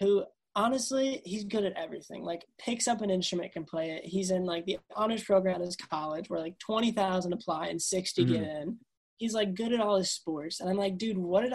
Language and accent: English; Long Island, New York, United States; I'm from Long Island where nobody listens to country